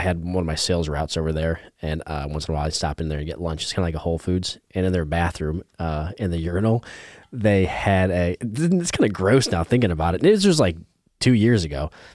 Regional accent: Indiana, United States; moved away; I'm from Indiana

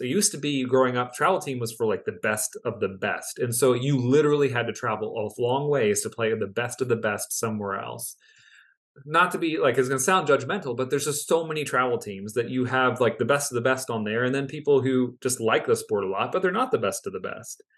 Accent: near Baltimore, Maryland, United States; I grew up near Baltimore

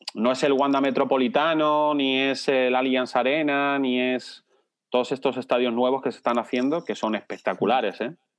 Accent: Logroño, La Rioja, Spain; nací en Logroño

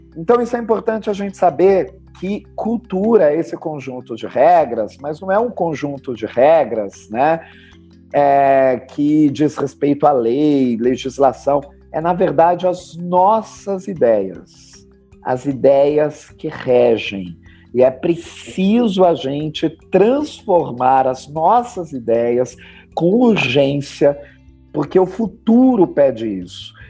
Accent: Brazil; nós brasileiros

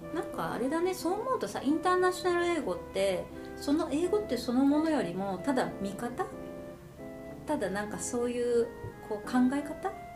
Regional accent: Japan; moved away as an adult; now in Canada; 私は日本人

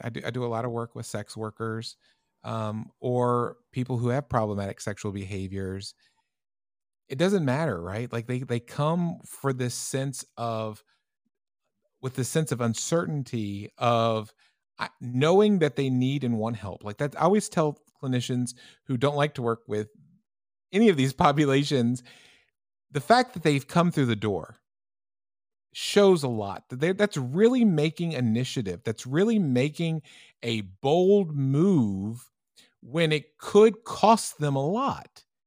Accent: United States; moved away; also born or lived in Europe; as an American clinician

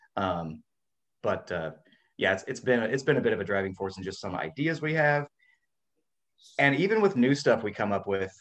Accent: Washington, United States; also born or lived in California; now in Florida, United States; I was born in Washington State and lived in California for a while, so I'm like a West Coast guy.

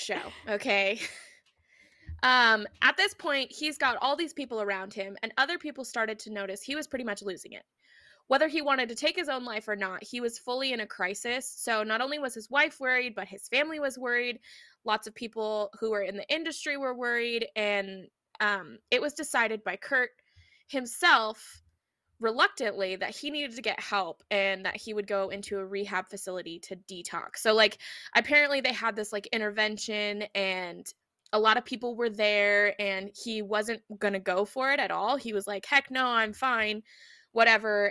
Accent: Pacific Northwest, United States; we are sisters from the Pacific Northwest

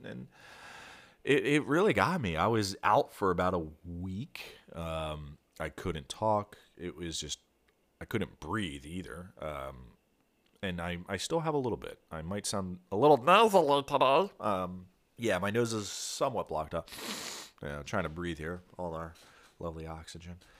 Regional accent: Philadelphia suburbs, southern New Jersey, United States; I grew up in Philadelphia, well, the Philadelphia suburbs. uh, in southern New Jersey. So across the river from Philadelphia

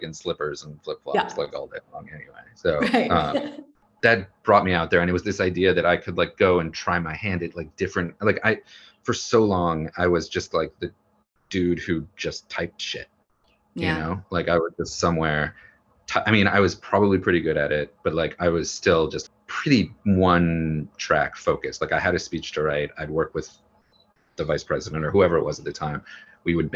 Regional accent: Wisconsin, United States; moved away; also born or lived in Washington, D.C.; I'm from Wisconsin.

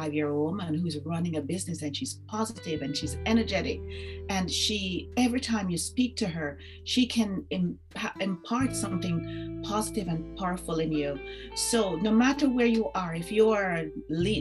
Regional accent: Jamaica; growing up in Jamaica

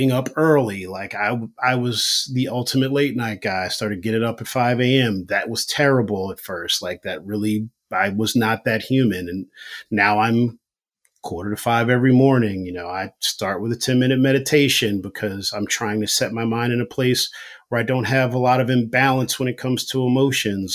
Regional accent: Philadelphia, Pennsylvania, United States; moved away as an adult; now in New York, United States; I'm from Philly

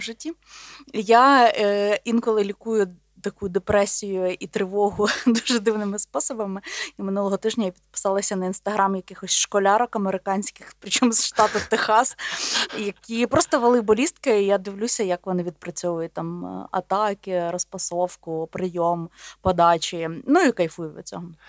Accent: Volhynia, Volyn Oblast, Ukraine; also born or lived in Podolia; я народилась на Волині. Але я вважаю себе волинянкою і подолянкою, тому що мій батько з Поділля, а мама з Волині.

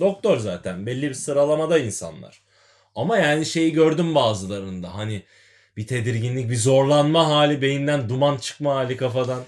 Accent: Adana, Turkey; Adana'da Beyaz Evler Mahallesi'nde büyüdüm ben.

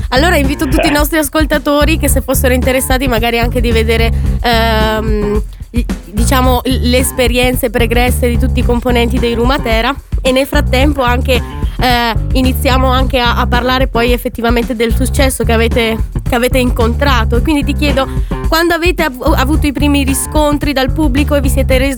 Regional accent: Veneto, Italy; Lo dico io da, eh da Veneta, però dall'altra parte.

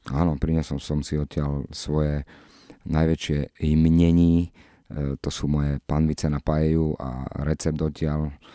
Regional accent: Nitrianske Hrnčiarovce, Nitra Region, Slovakia; also born or lived in Čifáre; ja som vyrastal v Čifároch najprv, odkiaľ mamina pochádza moja, potom sme sa presťahovali, e, do Hrnčiaroviec, kde som- do Nitrianských Hrnčiaroviec

